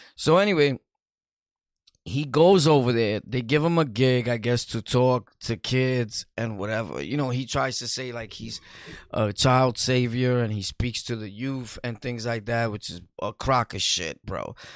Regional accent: New York City, New York, United States; Brooklyn, New York City, born and raised in Sunset Park

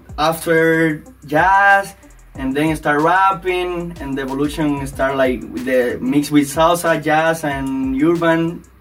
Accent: Cuba; English is a second language; moved away as an adult; now in United States; I'm from Cuba. Yeah, I'm from Cuba.

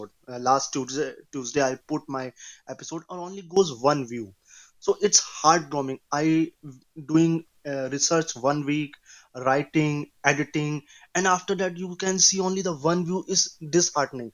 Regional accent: India; I'm from India

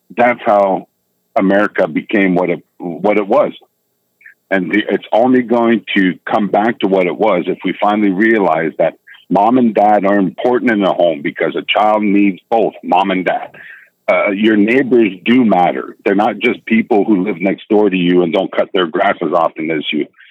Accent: Canada; also born or lived in United States; I'm a Canadian citizen

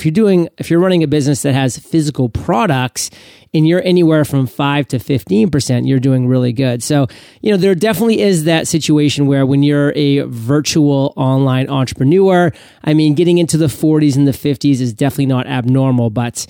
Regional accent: Maine, United States; Yeah, Maine has thunder showers from time to time, for sure.

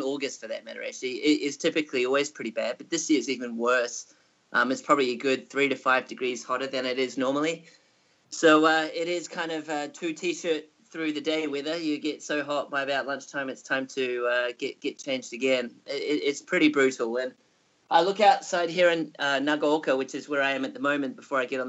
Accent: New Zealand; moved away as an adult; also born or lived in Singapore; now in Japan; originally growing up, I was based in New Zealand

